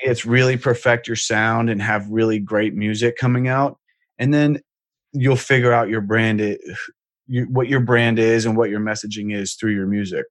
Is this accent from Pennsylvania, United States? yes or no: yes; Pittsburgh, Pennsylvania, United States; I'm from Pittsburgh. So in high school, I was in a band